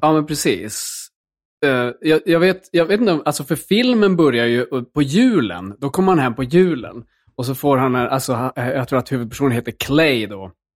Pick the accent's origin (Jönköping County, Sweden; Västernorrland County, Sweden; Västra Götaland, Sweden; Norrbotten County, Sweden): Norrbotten County, Sweden; Luleå; jag växte upp i, liksom i Luleå